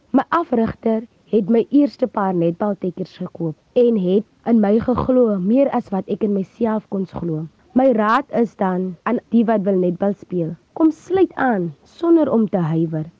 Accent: Vredendaal, Western Cape, South Africa; Ek is gebore in Vredendaal

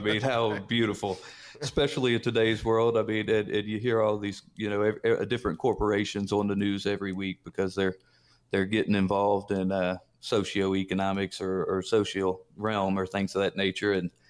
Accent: Mississippi, United States; I was raised in Mississippi, and my grandfather was just an old farmer, not real highly educated.

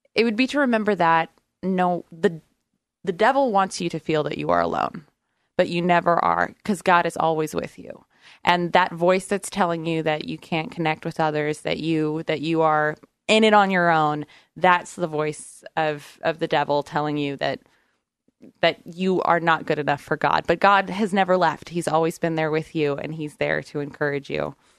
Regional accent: Brookings, Oregon, United States; I grew up on the southern coast of Oregon, right in the corner, uh, Brookings, Oregon, all my life

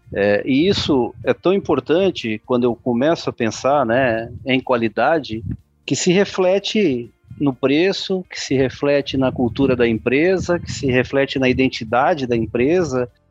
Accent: Brazil; eu sou brasileiro

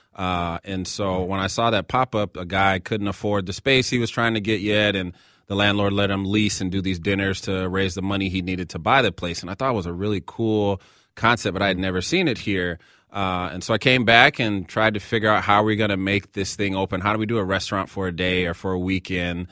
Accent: Seattle, Washington, United States; now in Minneapolis, United States; I grew up in Seattle. I live here in Minneapolis.

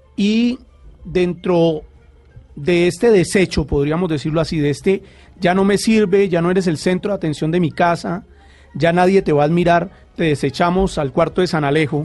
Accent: Colombia

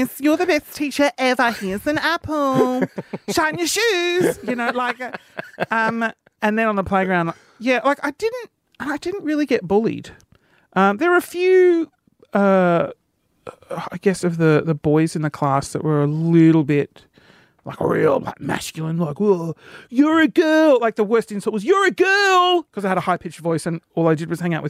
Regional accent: Sydney, New South Wales, Australia; I grew up in Sydney

